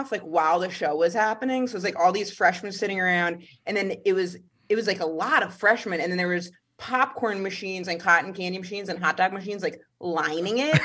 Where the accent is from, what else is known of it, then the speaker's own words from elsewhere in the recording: Maine, United States; now in New York, United States; I'm from Maine.